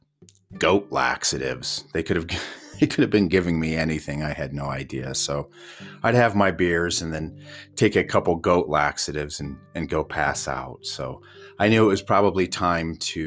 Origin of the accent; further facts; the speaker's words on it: Indiana, United States; moved away as an adult; now in Yellowstone, United States; growing up in Indiana